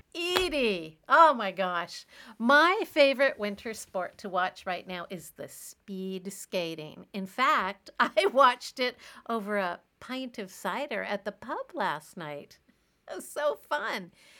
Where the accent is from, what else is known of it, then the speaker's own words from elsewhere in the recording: Canada; moved away as an adult; now in China; I'm a Canadian gal living in China where I teach middle school in an international school.